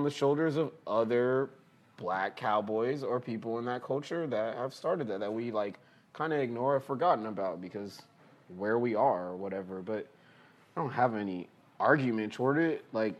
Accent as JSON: {"language": "English", "town": "Houston", "region": "Texas", "country": "United States", "tie": "born or raised there", "said": "I grew up in Texas, growing up in Houston."}